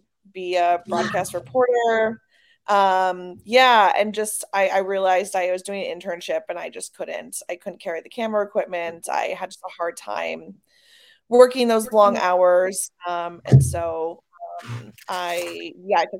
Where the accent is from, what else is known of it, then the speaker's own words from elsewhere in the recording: Wisconsin, United States; moved away as an adult; also born or lived in Chicago; now in Los Angeles, United States; I'm from the Midwest, from Wisconsin